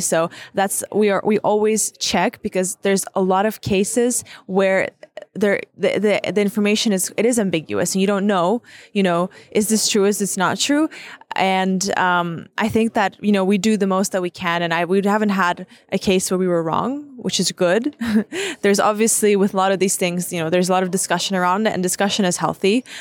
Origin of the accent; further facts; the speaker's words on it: Ukraine; the first generations that's growing up in Ukraine